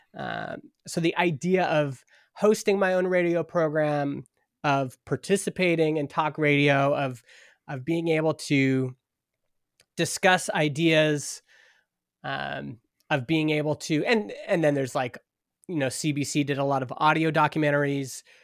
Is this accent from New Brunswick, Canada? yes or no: no; Stony Plain, Alberta, Canada; moved away as an adult; also born or lived in Edmonton; now in Vernon, Canada; I grew up in Stony Plain, Alberta, which is, it used to be a little farming town, uh, just outside of Edmonton